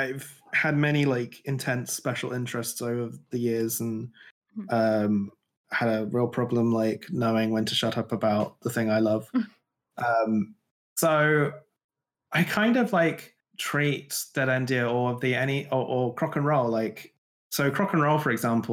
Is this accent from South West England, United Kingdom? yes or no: yes; Glastonbury, South West England, United Kingdom; I grew up in Glastonbury